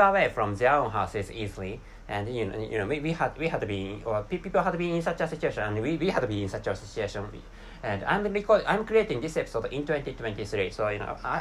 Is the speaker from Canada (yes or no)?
no; Japan; first language Japanese; English is a second language; my mother tongue is Japanese language, and I can't speak English natively